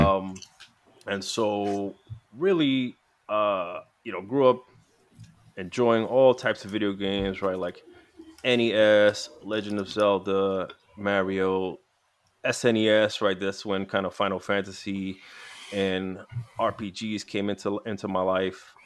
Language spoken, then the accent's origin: English; New York City, New York, United States; I grew up in New York City.